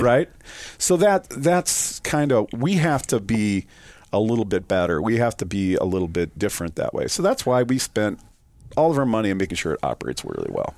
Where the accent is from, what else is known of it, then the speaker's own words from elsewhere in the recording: Sioux Falls, South Dakota, United States; also born or lived in Vermillion, South Dakota; I was born and raised in Sioux Falls, South Dakota